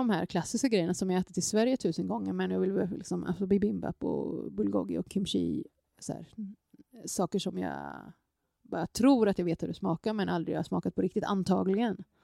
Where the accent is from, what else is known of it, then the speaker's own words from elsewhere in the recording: Gangnam, Seoul, South Korea; born there; just för att jag inser att jag är född i Gangnam